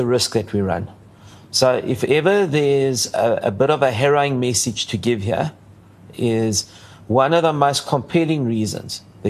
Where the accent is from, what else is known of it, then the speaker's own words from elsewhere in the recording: South Africa; I'm very South African, but I have Greek origins